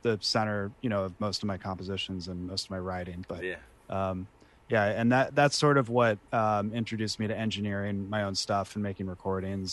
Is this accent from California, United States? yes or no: yes; San Rafael, California, United States; moved away as an adult; also born or lived in Boston / Chicago; But I grew up in San Rafael, California.